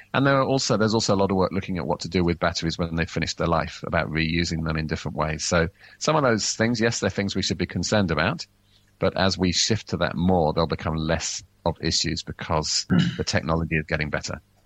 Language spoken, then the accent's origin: English; England, United Kingdom; now in New Zealand; I grew up in England